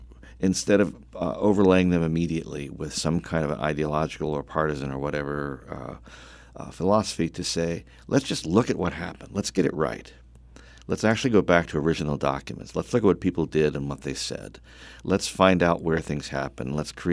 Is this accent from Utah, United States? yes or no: no; Delaware, United States; born there; also born or lived in Chicago / Vermont; now in North Carolina, United States; Yes, I'm a North Carolinian in the way I was a Chicagoan, the way I was a Vermonter for a short time, and a Delawarean by birth.